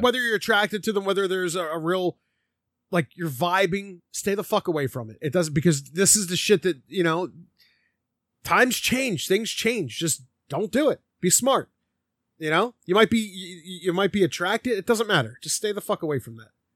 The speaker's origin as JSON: {"language": "English", "town": "Philadelphia", "region": "Pennsylvania", "country": "United States", "tie": "born or raised there", "said": "growing up in Philly"}